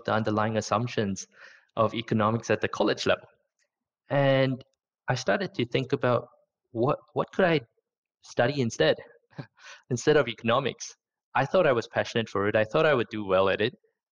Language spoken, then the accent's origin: English; Singapore; moved away as an adult; also born or lived in Sydney, Australia / Zurich, Switzerland; I was born, educated in Singapore, did my military service in Singapore, went to college in Singapore